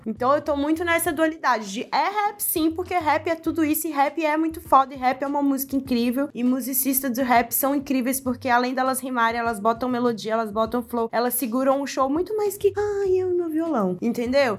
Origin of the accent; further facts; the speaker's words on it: Sabará, Minas Gerais, Brazil; não saí de Sabará